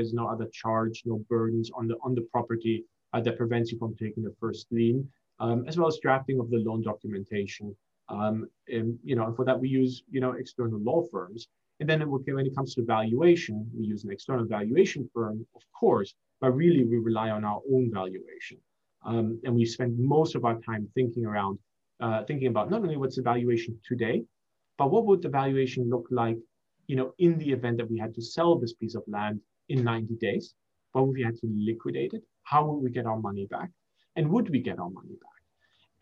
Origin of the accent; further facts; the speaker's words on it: Germany; also born or lived in Singapore / United States; now in London, United Kingdom; I was raised in Germany, went to university in the US, and live in London.